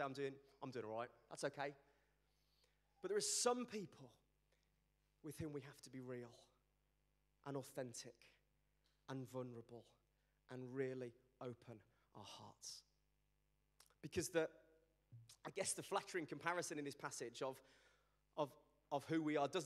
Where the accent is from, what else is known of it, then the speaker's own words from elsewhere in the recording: Birmingham, West Midlands, United Kingdom; also born or lived in Sheffield; I'm from Birmingham